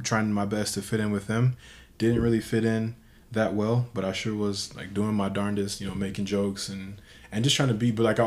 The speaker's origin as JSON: {"language": "English", "region": "Michigan", "country": "United States", "tie": "born or raised there", "said": "When I was growing up in Michigan, I was the only white kid in my ward"}